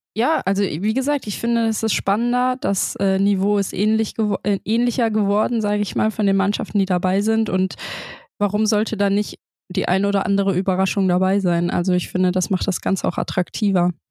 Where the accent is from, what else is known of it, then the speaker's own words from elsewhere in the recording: Frankfurt, Hesse, Germany; now in Bremen, Germany; Stadion am Brentano-Bad, natürlich hängt meine Heimat dran